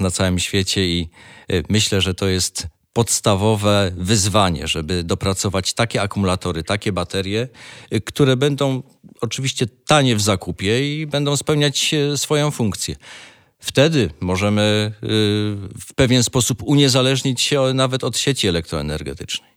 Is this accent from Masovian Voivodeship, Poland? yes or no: no; Rybnik, Silesian Voivodeship, Poland; Tak, jestem z Rybnika, a Rybnik żużlem stoi